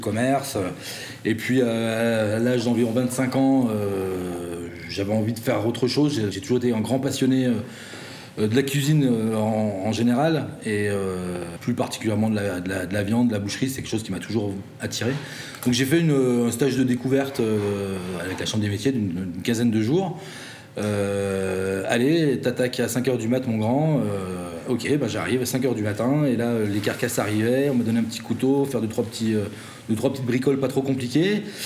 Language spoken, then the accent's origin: French; Saint-Claude, Bourgogne-Franche-Comté, France; moved away as an adult; now in Lyon, France; je suis originaire de pas très très loin d'ici, dans le Jura, Saint-Claude capitale mondiale de la pipe et de la taille de diamant